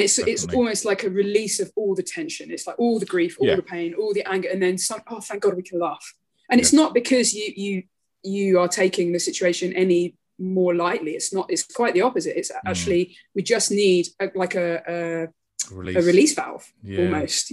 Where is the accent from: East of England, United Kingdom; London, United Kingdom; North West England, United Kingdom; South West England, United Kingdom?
London, United Kingdom; moved away as an adult; now in Chile; I grew up in North London in Harrow